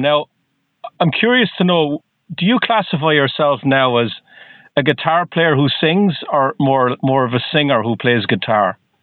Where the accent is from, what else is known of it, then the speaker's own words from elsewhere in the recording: Ireland; now in Boston, United States; I'm not from the U.S. originally. I'm from Ireland.